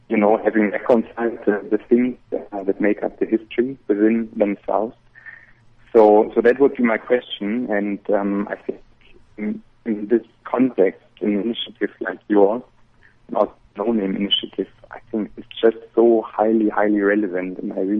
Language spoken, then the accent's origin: English; Germany; moved away as an adult; now in Pretoria, South Africa; I'm actually a German. I'm not a South African.